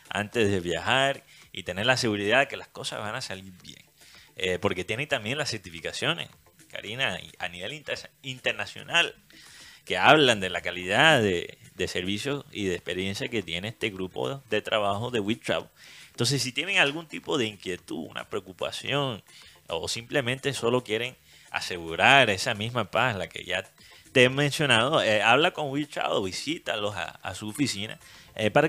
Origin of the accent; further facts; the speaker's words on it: Barranquilla, Atlántico, Colombia; Eh, me identificó como barranquillero.